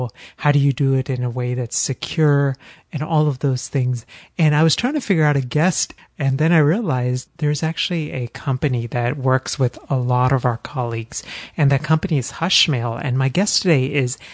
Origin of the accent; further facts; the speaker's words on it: Texas, United States; now in Philadelphia, United States; Growing up in Texas and now living in Philly